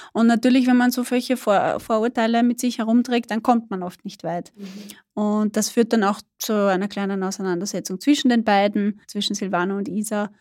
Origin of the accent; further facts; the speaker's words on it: Burgenland, Austria; moved away as an adult; ich bin selber Burgenländerin. Ich bin da nicht geboren, aber aufgewachsen, habe da gelebt, bis ich 18 war.